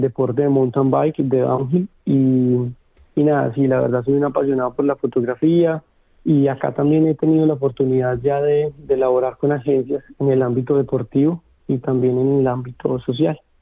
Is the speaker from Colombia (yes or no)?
yes; Colombia; moved away as an adult; now in Melbourne, Australia; desde mi país natal, desde Colombia